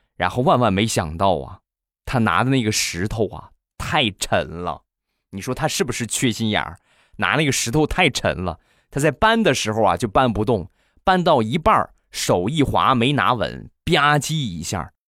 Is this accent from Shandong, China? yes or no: yes; Rizhao, Shandong, China; 我们家乡的特产， 日照绿茶